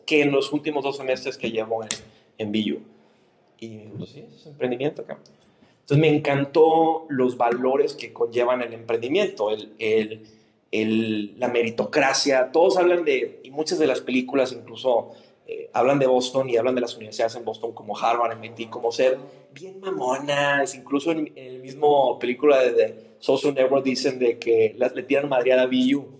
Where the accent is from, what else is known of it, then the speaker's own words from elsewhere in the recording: Monterrey, Nuevo León, Mexico; como regios nos hablan mucho de nuestra identidad